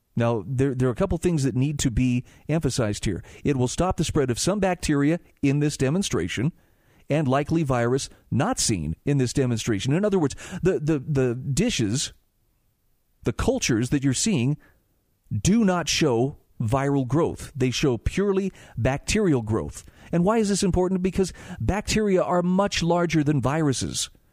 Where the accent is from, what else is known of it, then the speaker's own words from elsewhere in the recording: Utah, United States; my home state of Utah